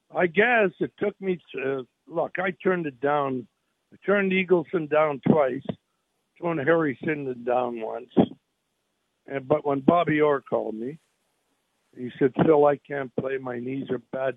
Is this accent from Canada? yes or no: yes; Canada; now in United States; I was born in Canada, so I'm a Canadian